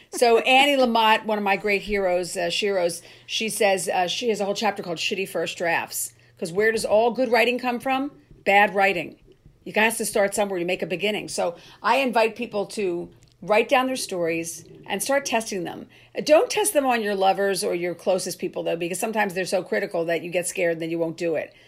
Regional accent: Cherry Hill, New Jersey, United States; moved away; my hometown I played, which was fun, Cherry Hill, New Jersey

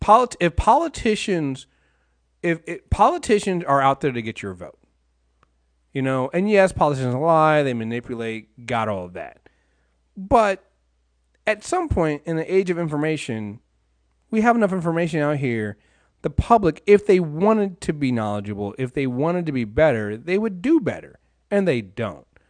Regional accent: Maryland, United States; I'm from Maryland

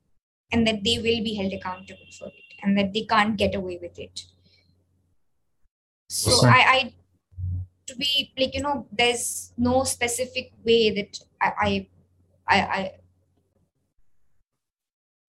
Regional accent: India; that sense of community within ourselves as Indian Muslims

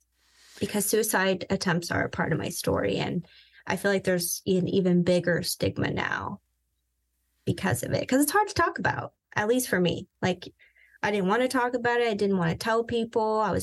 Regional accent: Vienna, Virginia, United States; also born or lived in Southern California; I grew up in Southern California for half my life, and the other half, I would say, I grew up in Northern Virginia. Vienna, to be specific.

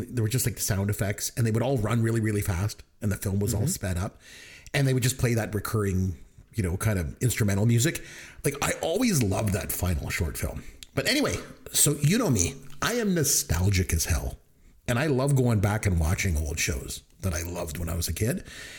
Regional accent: Midwestern Ontario, Canada; growing up in Midwestern Ontario, Canada

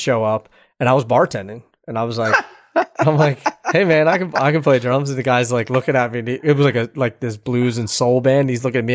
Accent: Philadelphia, Pennsylvania, United States; I'm from Philadelphia

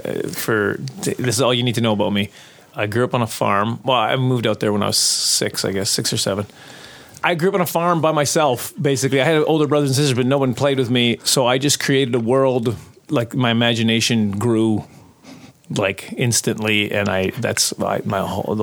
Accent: Prince Albert, Saskatchewan, Canada; I grew up in Prince Albert, Saskatchewan

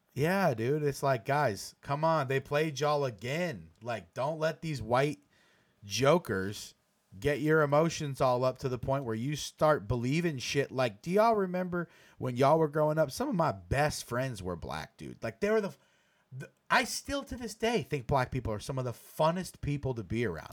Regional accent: United States; as an American

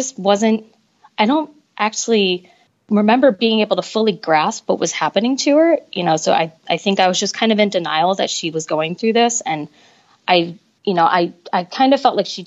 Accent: Michigan, United States; moved away as an adult; now in Washington, D.C., United States; I grew up in Michigan, and I only moved to DC when I was 24.

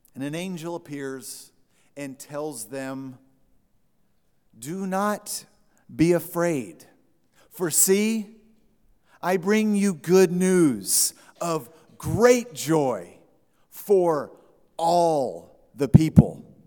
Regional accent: Texas, United States; I said, "Texas?"

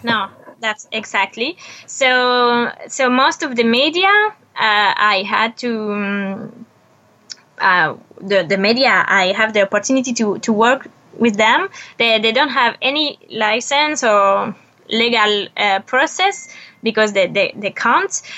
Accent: France; English is a second language; moved away as an adult; also born or lived in Buenos Aires; I was born in France

